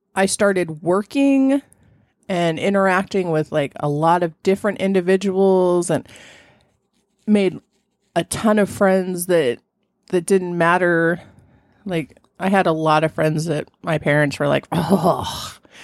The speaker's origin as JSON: {"language": "English", "region": "Southern California", "country": "United States", "tie": "born or raised there", "said": "I grew up in Southern California"}